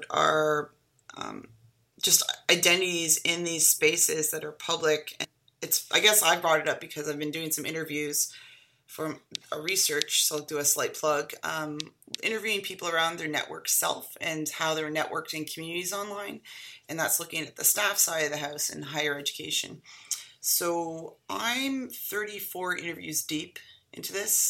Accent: Canada; now in United States; I am a Canadian

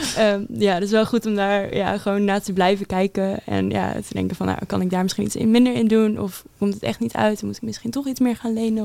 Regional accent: Netherlands; moved away as an adult; now in Enschede, Netherlands; Ik, eh, kom ongeveer met mijn ouders zo'n een uurtje van Enschede vandaan ongeveer

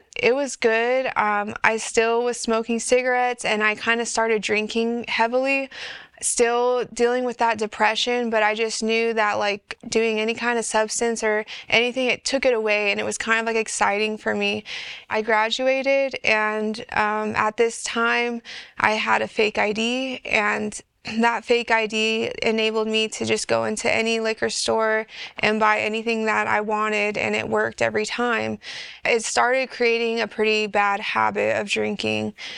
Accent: California, United States; I was born and raised in California

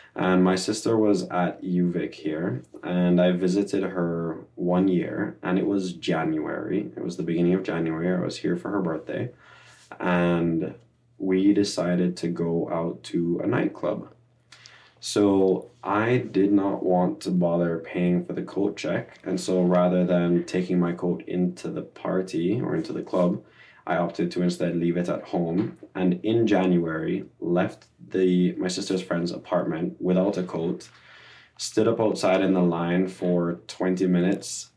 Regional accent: Jamaica; moved away as an adult; also born or lived in Toronto; now in Victoria, Canada; I grew up in Jamaica, in the Caribbean. Um, I was there for a little over twenty years before moving to Victoria

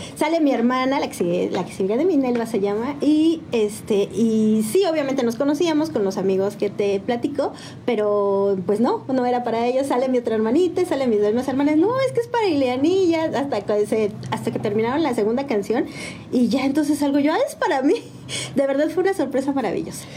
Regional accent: San Juan del Río, Querétaro, Mexico; also born or lived in Cuernavaca, Morelos / Aculco, State of Mexico; en ese año de segundo de primaria me trajeron para acá, para San Juan del Río

